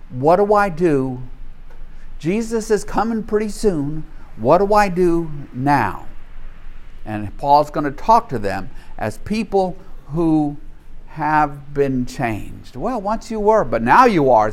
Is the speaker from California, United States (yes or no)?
no; Louisiana, United States; I grew up in a world in the 1950s and 60s in the Deep South